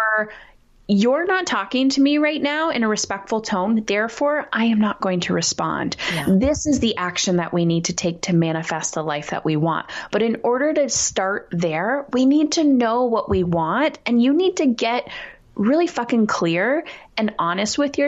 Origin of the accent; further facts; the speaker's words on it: Canada; I'm Canadian